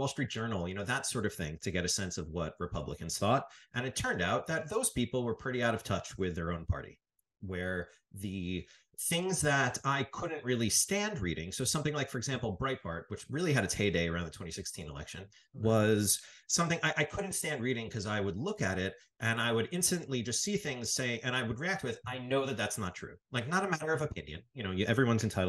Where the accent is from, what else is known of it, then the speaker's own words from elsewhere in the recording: New York, United States; I grew up in New York